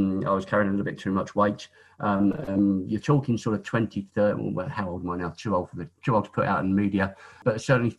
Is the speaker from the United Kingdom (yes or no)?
yes; Isle of Sheppey, South East England, United Kingdom; I was born on the Isle of Sheppey, born and bred on the Isle of Sheppey